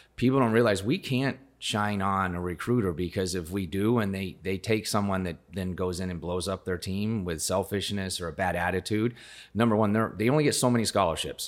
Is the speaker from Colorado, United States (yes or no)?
yes; rural Colorado, United States; now in Gilbert, United States; I grew up in rural Colorado